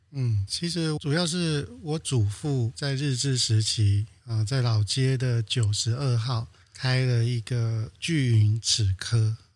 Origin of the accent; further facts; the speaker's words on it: Banqiao, New Taipei, Taiwan; also born or lived in Provence, France; 我已经是在板桥出生成长了